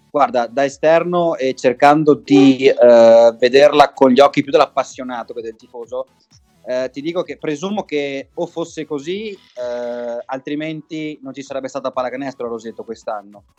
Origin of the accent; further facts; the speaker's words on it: Treviso, Veneto, Italy; io, eh, con le altre due persone che abbiamo iniziato siamo di Treviso